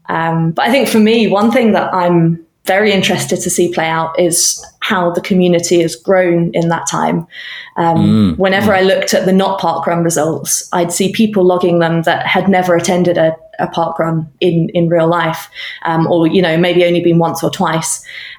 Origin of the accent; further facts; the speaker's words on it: United Kingdom; now in Canada; So earlier that year, I was relocating from the UK. I probably can tell by now that my accent is not that of a Canadian national.